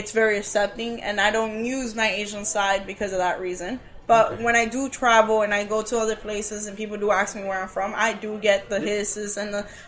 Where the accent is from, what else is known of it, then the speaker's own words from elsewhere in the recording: Cuba; born there; I'm not from here, I'm Cuban Japanese, I was born in Cuba.